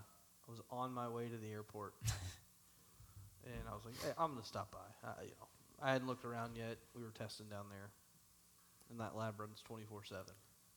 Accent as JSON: {"language": "English", "region": "Kentucky", "country": "United States", "lives_now": "Louisville, United States", "said": "I'm from Kentucky."}